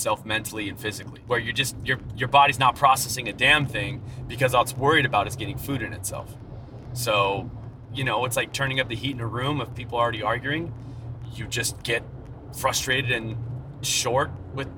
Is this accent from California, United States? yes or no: yes; Fontana, California, United States; I'm from Fontana